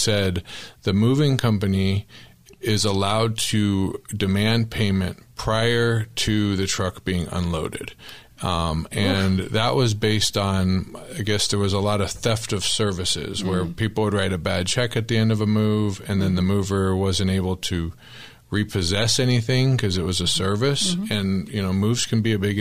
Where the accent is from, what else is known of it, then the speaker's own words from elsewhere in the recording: Tempe, Arizona, United States; I grew up in Tempe.